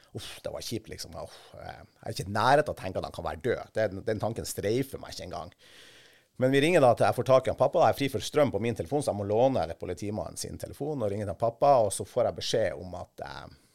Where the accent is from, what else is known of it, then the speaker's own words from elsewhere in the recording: Kvaløya, Troms, Norway; hjemme på Kvaløya